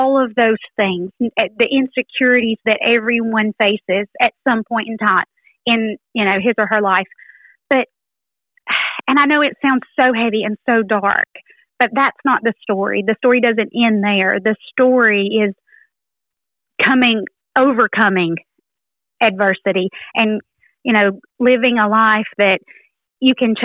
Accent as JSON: {"language": "English", "town": "Haleyville", "region": "Alabama", "country": "United States", "said": "I'm from Haleyville, Alabama"}